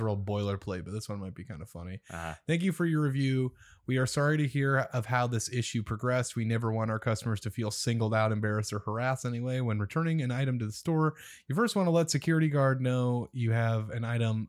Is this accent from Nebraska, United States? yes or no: yes; Omaha, Nebraska, United States; my hometown